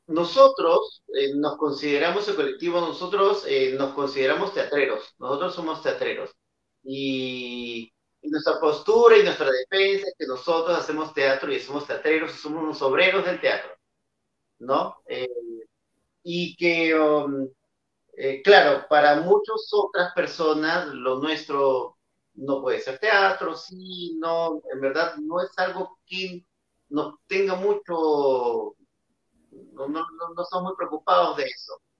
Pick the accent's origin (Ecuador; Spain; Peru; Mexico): Peru; en mi país, ¿no? que es un país donde el teatro en sí, en per se, eh, ya tiene una postura muy social, ¿no?